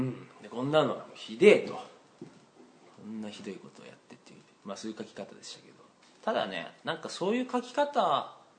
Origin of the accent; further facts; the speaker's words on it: Hiroshima, Japan; 俺広島ですけど